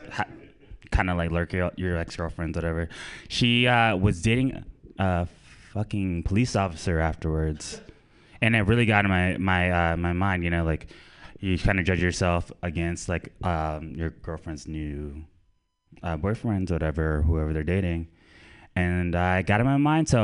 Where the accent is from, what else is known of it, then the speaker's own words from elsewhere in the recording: Orlando, Florida, United States; now in San Francisco Bay Area, United States; I am from Orlando, Florida, and I live in the Bay. I've been living here for like 7 years